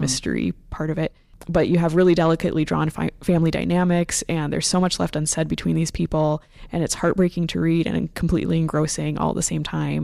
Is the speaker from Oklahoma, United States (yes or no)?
no; Phoenix, Arizona, United States; moved away; I'm from the Phoenix area, and so I'm f, a city girl